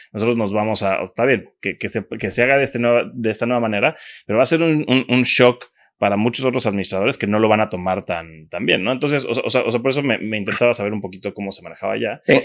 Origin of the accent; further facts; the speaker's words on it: Cancún, Quintana Roo, Mexico; yo soy de Cancún desde pequeño